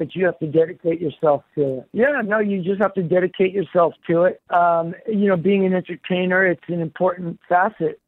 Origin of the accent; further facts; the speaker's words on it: New York City, New York, United States; born in Queens, and the Jets were my favorite team growing up